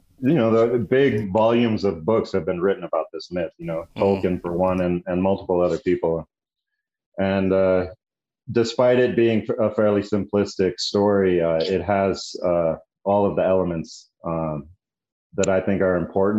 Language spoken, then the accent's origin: English; the West, United States; also born or lived in New Mexico; growing up in the West and being the child of hippies